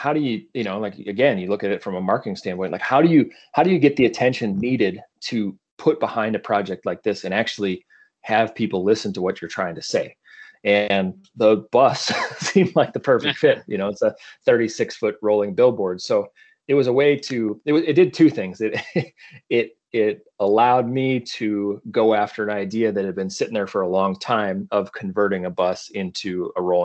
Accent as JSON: {"language": "English", "region": "South Dakota", "country": "United States", "tie": "born or raised there", "also_born_or_lived": "Colorado", "moved": "as an adult", "said": "growing up, I grew up in South Dakota"}